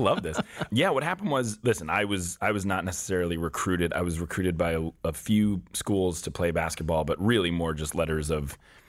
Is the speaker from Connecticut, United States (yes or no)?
no; Newton, Massachusetts, United States; I was born just outside of Boston in Newton, Mass